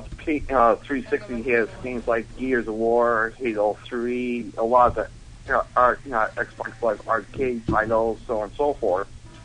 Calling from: Buffalo, New York, United States; from Buffalo.

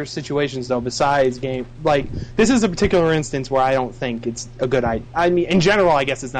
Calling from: Albany, New York, United States; from Albany, New York.

